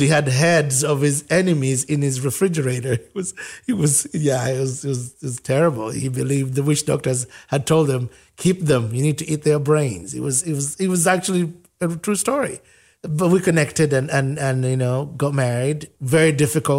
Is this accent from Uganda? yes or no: yes; Uganda; moved away as an adult; now in United States; I'm from Africa